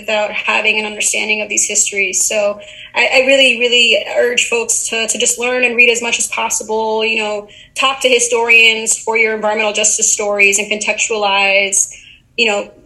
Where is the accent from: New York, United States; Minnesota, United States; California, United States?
New York, United States; Uniondale; my hometown, Uniondale, New York, which is a suburb on Long Island